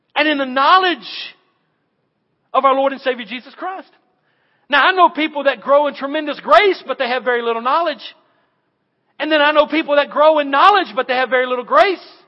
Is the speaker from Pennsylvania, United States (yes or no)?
no; Western North Carolina, United States; I'm from Western North Carolina